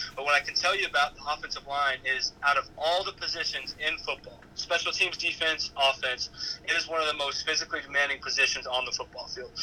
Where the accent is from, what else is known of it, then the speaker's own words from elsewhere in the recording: Wiggins, Colorado, United States; moved away as an adult; now in Manhattan, Kansas, United States; back home in Wiggins, Colorado, my hometown